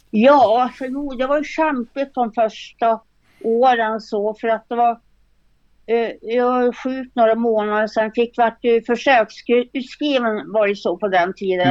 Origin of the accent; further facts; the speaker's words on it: Norrbotten County, Sweden; now in Östersund, Sweden; jag kommer från en liten by faktiskt uppe i Norrbotten